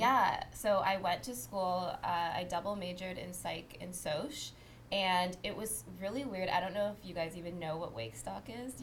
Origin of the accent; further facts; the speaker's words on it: Windsor, Ontario, Canada; moved away as an adult; now in Toronto, Canada; I'm from Windsor